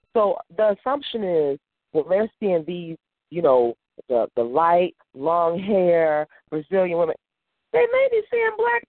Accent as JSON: {"language": "English", "region": "Mississippi", "country": "United States", "tie": "born or raised there", "also_born_or_lived": "New Jersey", "lives_now": "Chicago, United States", "said": "You know, I grew up in Mississippi. I live in Chicago or I live in the Chicago area. And there's a difference."}